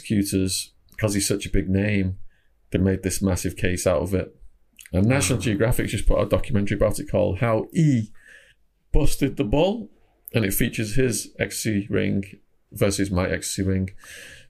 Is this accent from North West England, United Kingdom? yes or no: yes; Widnes, North West England, United Kingdom; moved away; also born or lived in Phoenix, Arizona; I was from Widnes, Cheshire originally. Ended up moving to Phoenix, Arizona for like 16, 17 years.